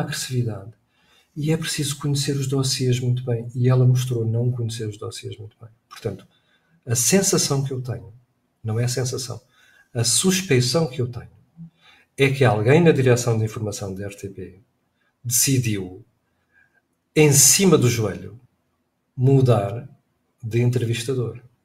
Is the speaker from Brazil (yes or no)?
no; Portugal; Somos portugueses